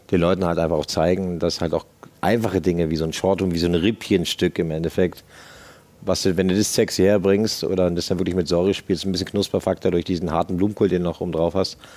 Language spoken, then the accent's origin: German; Berlin, Germany; ich als Berliner sage natürlich, muss halt ein Zwiebelrostbraten natürlich für die Schwaben drauf sein